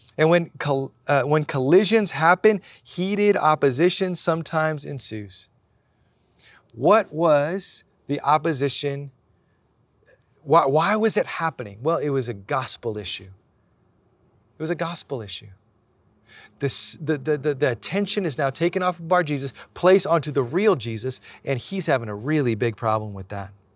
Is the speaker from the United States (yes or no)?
yes; Hawaii, United States; now in San Diego, United States; I was born in Hawaii, but I live here in San Diego.